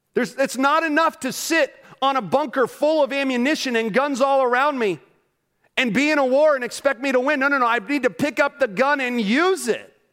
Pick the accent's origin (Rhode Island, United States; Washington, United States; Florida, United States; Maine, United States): Florida, United States; Orlando; moved away; I grew up in Orlando, Florida.